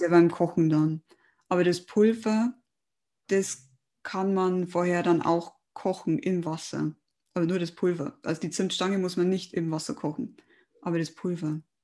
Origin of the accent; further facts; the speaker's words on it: Germany; bei uns in Deutschland